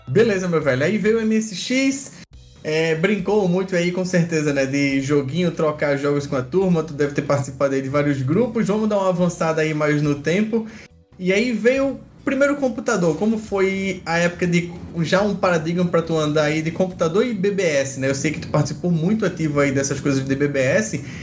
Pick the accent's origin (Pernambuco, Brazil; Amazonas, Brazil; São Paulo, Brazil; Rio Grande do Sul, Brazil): Pernambuco, Brazil; Recife; sou de Recife aí do Nordeste